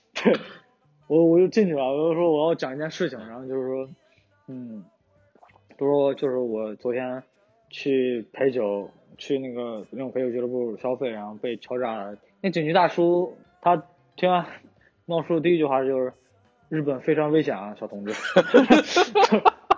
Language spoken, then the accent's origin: Chinese; China; now in Osaka, Japan; 然后我又是个中国人